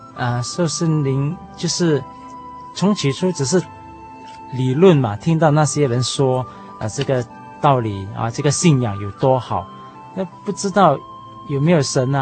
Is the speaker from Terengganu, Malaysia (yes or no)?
no; Johor Bahru, Johor, Malaysia; 我是来自西马的新山